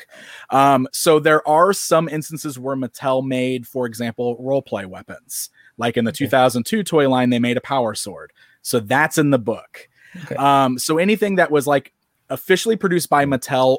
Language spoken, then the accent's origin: English; Springfield, Illinois, United States; Springfield, Illinois, where I'm still hanging around today